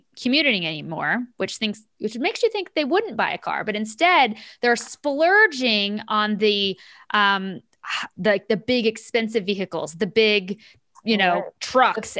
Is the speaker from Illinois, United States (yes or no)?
no; Kansas, United States; I'm from Kansas. I still live in Kansas City, and I went home this weekend to visit family